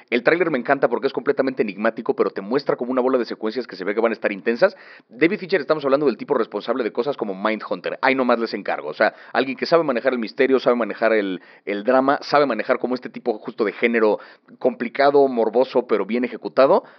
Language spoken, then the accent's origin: Spanish; Mexico